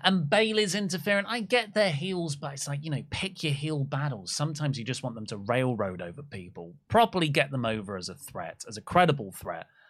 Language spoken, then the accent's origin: English; Wales, United Kingdom; My home country of Wales